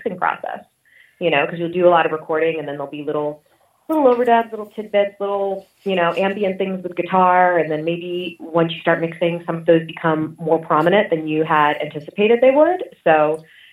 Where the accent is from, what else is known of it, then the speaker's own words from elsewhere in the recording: Philadelphia, Pennsylvania, United States; I grew up in Philadelphia mostly. It's where I spent my teenage years